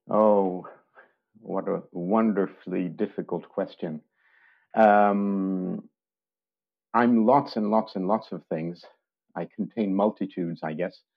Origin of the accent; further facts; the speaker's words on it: France; also born or lived in Switzerland / United Kingdom; now in Stockholm, Sweden; I've lived in Stockholm for 30 years. I grew up in France and Switzerland and studied in the UK.